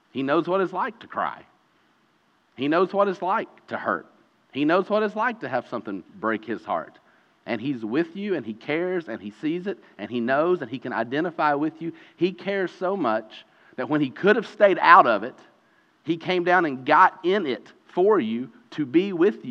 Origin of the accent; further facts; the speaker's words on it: Eastern Kentucky, United States; growing up in Eastern Kentucky